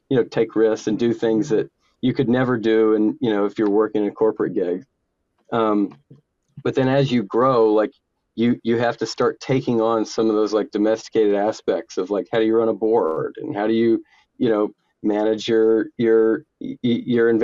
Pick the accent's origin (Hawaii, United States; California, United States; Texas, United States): Texas, United States; Houston; I was born in Houston. I'm a Texan